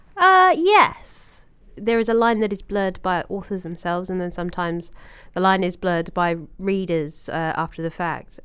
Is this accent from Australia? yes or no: yes; Australia; as an Australian